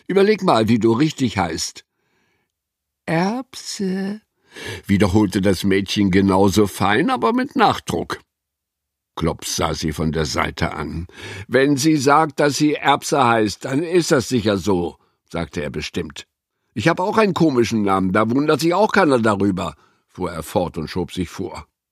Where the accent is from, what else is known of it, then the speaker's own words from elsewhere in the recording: Güstrow, Mecklenburg-Vorpommern, Germany; nach Güstrow in Mecklenburg, wo ich aufgewachsen bin